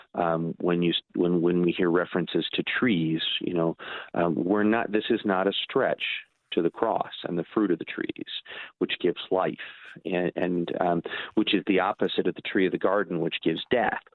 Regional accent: Edwardsville, Illinois, United States; now in Milwaukee, United States; answer to that for me is Metro East Lutheran in Edwardsville

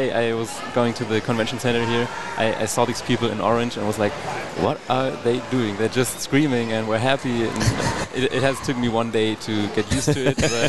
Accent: near Hanover, Lower Saxony, Germany; English is a second language; I'm from the northern part, so like close to Hanover.

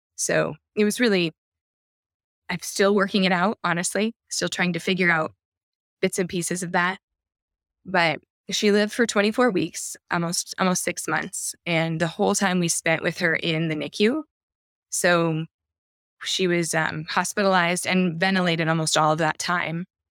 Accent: Iowa, United States; I'm from Iowa

